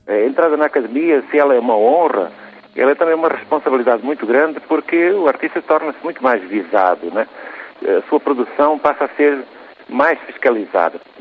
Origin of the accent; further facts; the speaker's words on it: Évora, Alentejo, Portugal; moved away as an adult; now in Cuiabá, Brazil; Eu nasci em Évora, a minha família é toda do Alentejo